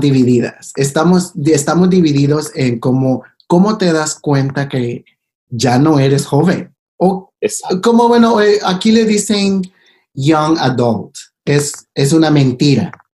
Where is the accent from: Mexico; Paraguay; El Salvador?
El Salvador; now in Los Angeles, United States; creciendo en El Salvador